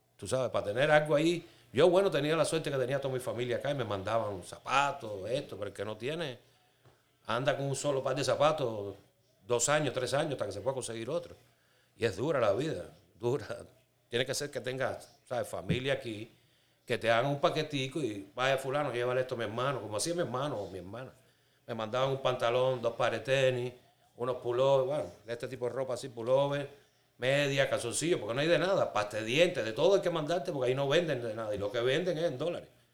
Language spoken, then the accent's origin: Spanish; Cuba; moved away as an adult; soy cubano, tengo 51 años, llevo casi 20 en este país